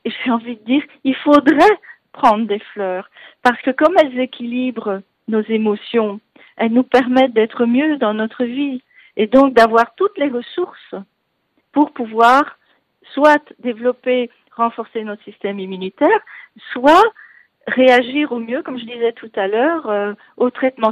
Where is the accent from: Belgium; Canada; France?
Belgium; accent: Belgian; moved away; vous entendrez un bon accent, donc que je ne suis pas d'ici, je suis belge